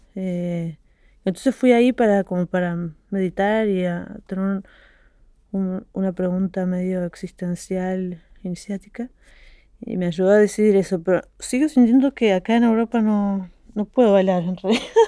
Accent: Argentina; moved away as an adult; also born or lived in Brussels / Paris / Montpellier; de donde yo vengo es nuevo. Porque en Argentina en todos los estratos sociales

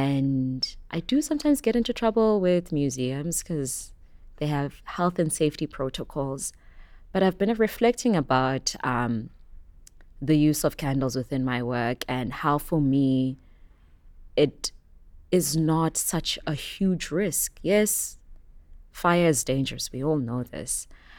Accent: Soweto, Gauteng, South Africa; I grew up in Soweto in Johannesburg. This was not really normal for us.

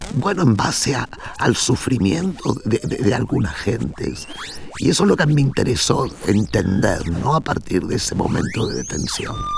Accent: Berazategui, Buenos Aires Province, Argentina; moved away as an adult; now in Netherlands; yo crecí en Verazategui, que es un suburbio de los suburbios de Buenos Aires

